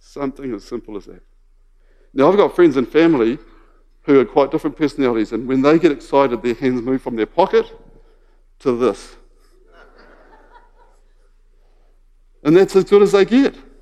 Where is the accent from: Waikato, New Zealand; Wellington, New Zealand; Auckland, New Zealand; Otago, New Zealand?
Waikato, New Zealand; moved away; I grew up in the Waikato, and I just loved the Waikato rugby team.